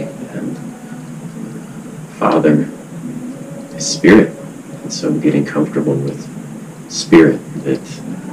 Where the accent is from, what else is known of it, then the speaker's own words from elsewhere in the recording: United States; growing up in America